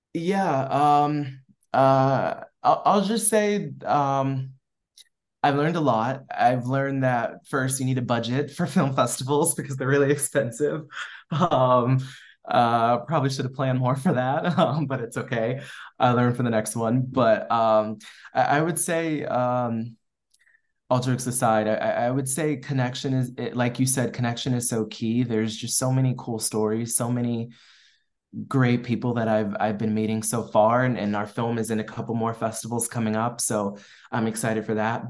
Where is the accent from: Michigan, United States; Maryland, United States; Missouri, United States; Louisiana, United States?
Maryland, United States; moved away as an adult; also born or lived in North Carolina / Washington, D.C. / Boston; now in Los Angeles, United States; I grew up in Maryland